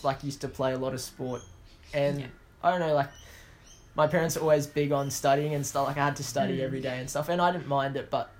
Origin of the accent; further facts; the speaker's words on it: Australia; also born or lived in Pretoria, South Africa / Townsville, Australia; I am 19 years of age. I was born in Pretoria of South Africa. My parents are from India, but we moved to Australia when I was pretty young, about 3 or so, and I've lived here ever since.